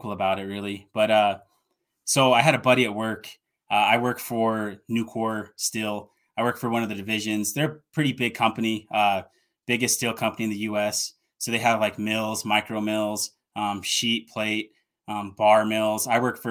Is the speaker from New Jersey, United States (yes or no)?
no; Colorado Springs, Colorado, United States; moved away as an adult; also born or lived in Oakland, California / Denver, Colorado; now in Utah, United States; I was born in Oakland, California, Hayward, the Bay Area, and moved to Denver when I was 5. And I grew up south of Denver in Colorado, in the Colorado Springs